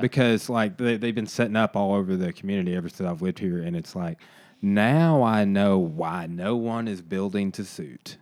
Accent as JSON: {"language": "English", "region": "Arkansas", "country": "United States", "tie": "born or raised there", "said": "I literally was growing up in Arkansas"}